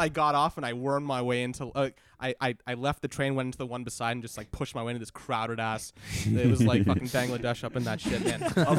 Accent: New York City, New York, United States; Like as a New Yorker, when you see weird shit, you just move on.

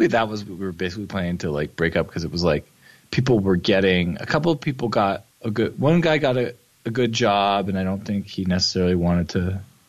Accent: Toronto, Ontario, Canada; Yes. Toronto, Ontario, Canada.

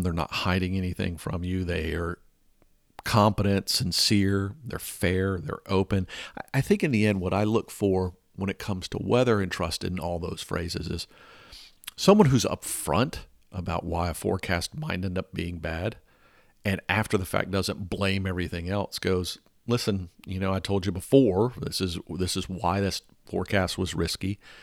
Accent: Atlanta, Georgia, United States; growing up in Atlanta

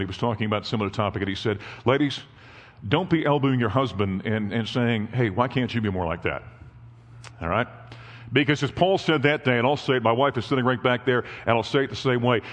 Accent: North Dakota, United States; moved away; my wife and I grew up in North Dakota

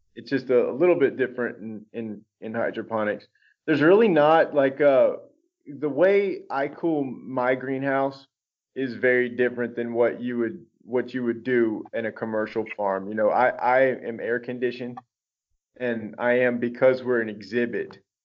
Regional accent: Baton Rouge, Louisiana, United States; moved away; also born or lived in Dallas, Texas / Austin, Texas; I grew up in South Louisiana, Baton Rouge, Louisiana

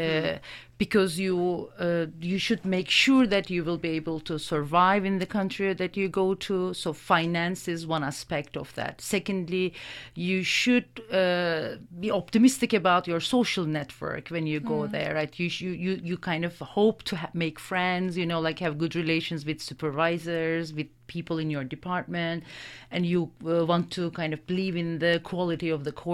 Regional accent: Ankara, Turkey; moved away as an adult; now in Kingston, Canada; I come from Turkey

